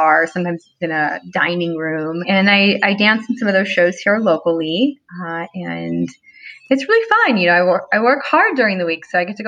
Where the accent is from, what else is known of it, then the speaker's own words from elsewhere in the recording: Los Angeles, California, United States; I'm from